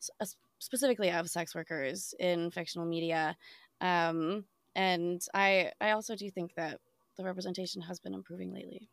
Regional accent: Midwest, United States; now in New York, United States; Yeah. So I grew up in the Midwest, came out to New York for school

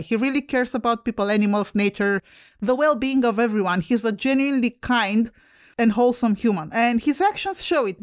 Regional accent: Romania; moved away; I'm Romanian. I come from Europe where we don't have guns

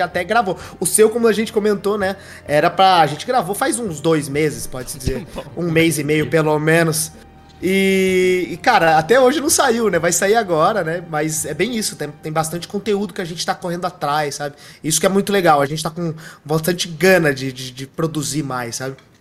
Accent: Bebedouro, São Paulo, Brazil; Eu sou do interior de São Paulo, sou de Bebedouro, uma cidade ali pertinho de Ribeirão Preto

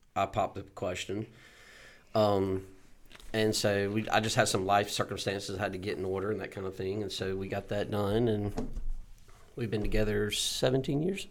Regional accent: Boiling Springs, South Carolina, United States; I'm from Bowling Springs, South Carolina, here in Spartanburg

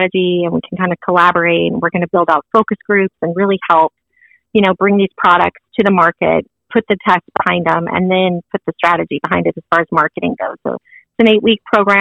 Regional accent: Arizona, United States; moved away as an adult; now in Idaho, United States; I was born and raised in Arizona

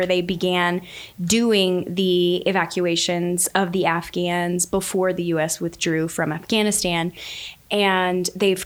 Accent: Southwest Louisiana, United States; I was born and raised in Southwest Louisiana

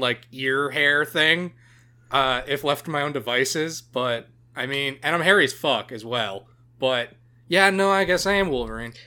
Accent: Canada; being Canadian

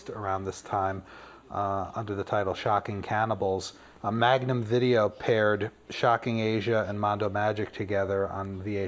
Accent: Syracuse, New York, United States; I grew up in Syracuse

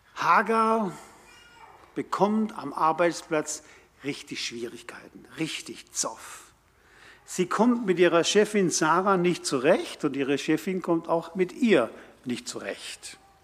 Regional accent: Karlsruhe, Baden-Württemberg, Germany; das war meine Heimatstadt. Dort habe ich Realschule und Abitur gemacht.

